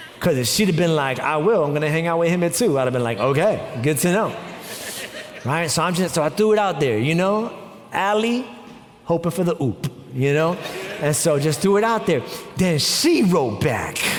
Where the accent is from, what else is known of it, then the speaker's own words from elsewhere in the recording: New York, United States; moved away; I'm also from New York.